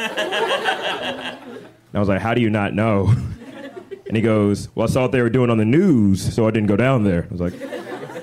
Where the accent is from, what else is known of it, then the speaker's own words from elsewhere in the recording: Birmingham, Alabama, United States; now in Chicago, United States; I'm originally from Birmingham, Alabama